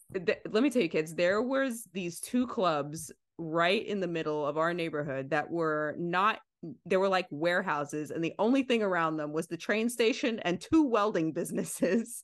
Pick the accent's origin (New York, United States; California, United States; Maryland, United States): New York, United States; New York City; we're both Italian, right? We grew up in Bensonhurst